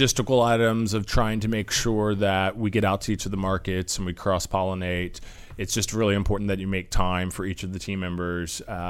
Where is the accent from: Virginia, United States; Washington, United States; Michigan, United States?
Virginia, United States; Alexandria; I am from the D.C. area. I was born in Alexandria inside the Beltway.